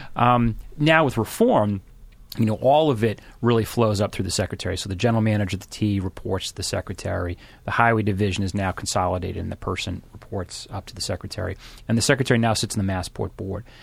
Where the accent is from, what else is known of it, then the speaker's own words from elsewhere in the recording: Randolph, Massachusetts, United States; I grew up in Randolph, so just south of Boston